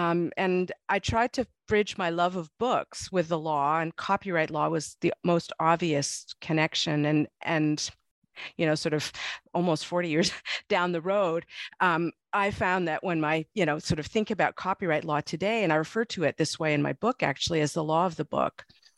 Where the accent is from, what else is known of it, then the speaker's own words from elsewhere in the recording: Montreal, Quebec, Canada; I was born and I grew up in Montreal in the province of Quebec. I went to a French elementary school, and I'm therefore bilingual, even though English, we spoke English at home.